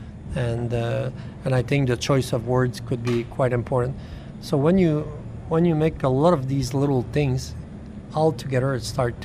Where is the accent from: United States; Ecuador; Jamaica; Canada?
Canada; I'm Canadian